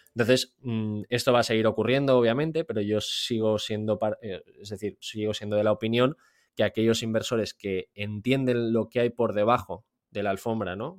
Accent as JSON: {"language": "Spanish", "town": "Valencia", "region": "Valencian Community", "country": "Spain", "moved": "as an adult", "lives_now": "Austria", "said": "yo soy de Valencia, pese a que ahora vivo en, vivo en Austria"}